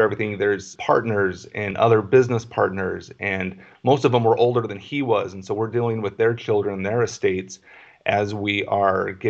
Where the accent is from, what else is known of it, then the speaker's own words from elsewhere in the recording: Albuquerque, New Mexico, United States; moved away as an adult; now in Phoenix, United States; I was born in Albuquerque, New Mexico, and grew up in my dad's real estate office.